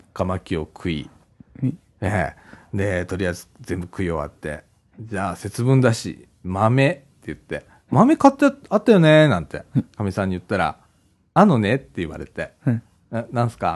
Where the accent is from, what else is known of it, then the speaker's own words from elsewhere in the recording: Takatsuki, Osaka, Japan; now in Ibaraki, Japan; もともと生まれ育ったのは高槻市だった